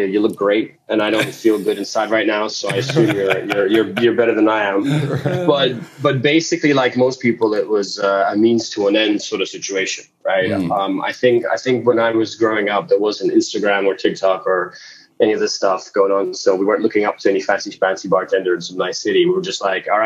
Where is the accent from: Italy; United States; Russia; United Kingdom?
Russia; moved away; I was born in Russia. I'm from Eastern Europe with family in Ukraine as well.